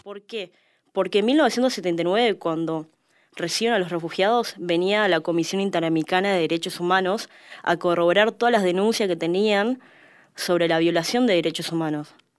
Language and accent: Spanish; Argentina; trabajamos los argentinos